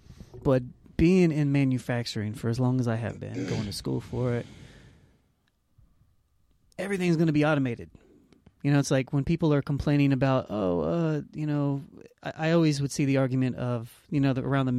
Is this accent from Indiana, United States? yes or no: yes; Anderson, Indiana, United States; we grew up in Anderson.